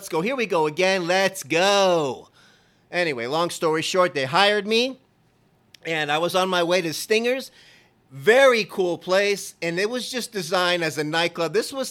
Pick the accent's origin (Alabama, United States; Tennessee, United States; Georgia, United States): Georgia, United States; When I came from Georgia, I first landed there with my girlfriend at the time.